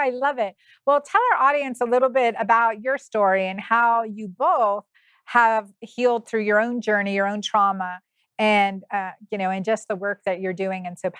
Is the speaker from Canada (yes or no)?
no; Pennsylvania, United States; I'm from Pennsylvania.